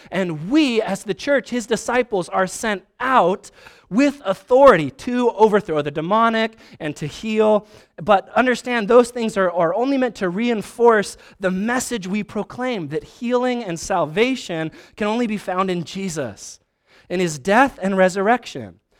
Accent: Vancouver, Washington, United States; also born or lived in Spokane; I'm a nobody from Vancouver, Washington

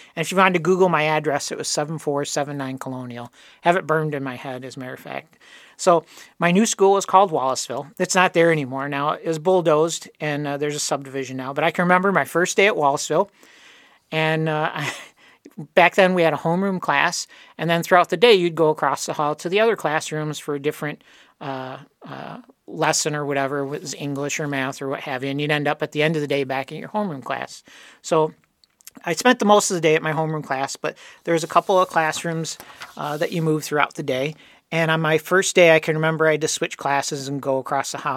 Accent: Dearborn Heights, Michigan, United States; also born or lived in Detroit; my family, we moved from Detroit. We lived down in Detroit proper and moved out to the fancy suburbs of Dearborn Heights

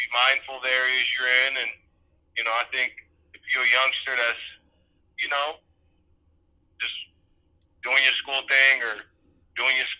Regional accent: Northern California, United States; also born or lived in South Central, Los Angeles; I'm from LA, man. South Central. That's where I was born and grew up there a bit, raised more up north.

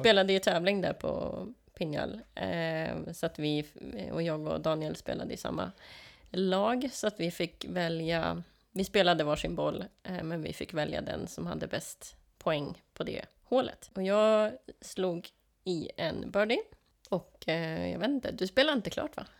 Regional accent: Sweden

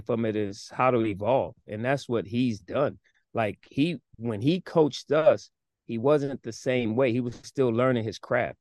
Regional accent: New York, United States; moved away as an adult; also born or lived in South Carolina; now in Philadelphia, United States; I was born in New York, but kinda raised a little bit in South Carolina at a young age. So when I came up to start school in New York

